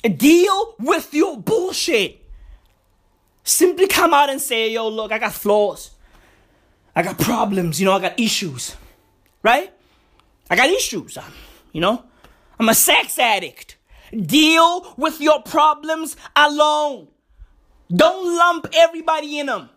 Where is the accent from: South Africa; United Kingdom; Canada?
South Africa; I'm South African